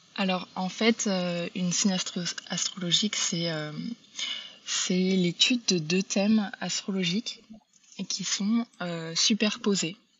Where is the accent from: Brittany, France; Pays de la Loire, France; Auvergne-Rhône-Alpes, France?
Brittany, France; now in United States; je suis, d'origine bretonne mais j'habite aux États-Unis